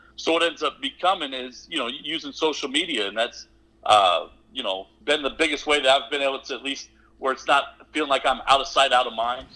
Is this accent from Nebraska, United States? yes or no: yes; Nebraska, United States; now in Miami, Texas, United States; I, I grew up in Nebraska